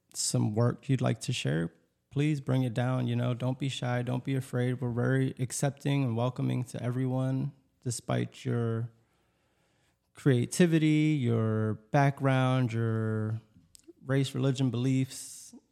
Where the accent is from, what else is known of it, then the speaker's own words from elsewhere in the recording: Lancaster, Pennsylvania, United States; also born or lived in Elizabethtown, Pennsylvania; I'm originally from Lancaster